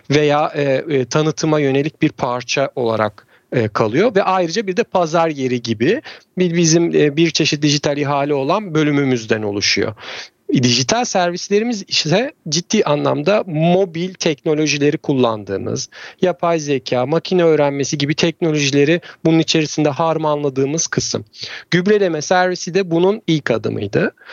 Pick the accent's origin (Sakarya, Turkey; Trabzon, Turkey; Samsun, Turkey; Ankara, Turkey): Trabzon, Turkey; E, ben de Trabzonluyum. E, o tarafta işte fındık ve çay bahçeleri vesaire var. Amcalarım keza çiftçilik yapıyorlar. Çocukluğumuz da oralarda geçti.